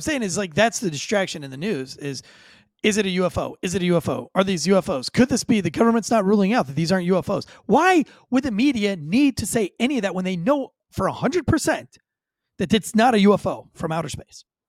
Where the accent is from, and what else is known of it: United States